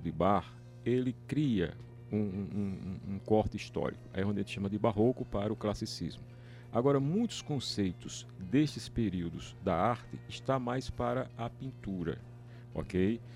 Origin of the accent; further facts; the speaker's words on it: Natal, Rio Grande do Norte, Brazil; moved away; also born or lived in Paraíba; Nasci em Natal